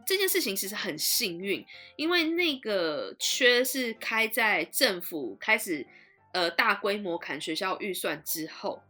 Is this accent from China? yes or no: no; Taiwan; moved away as an adult; now in London, United Kingdom; 我一直到大学毕业，我都在台湾啊